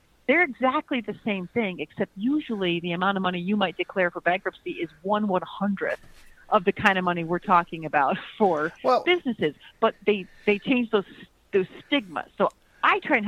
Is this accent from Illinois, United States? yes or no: yes; Chicago, Illinois, United States; now in Florida, United States; I'm from the Midwest. I currently am in Florida, but I hail from Chicago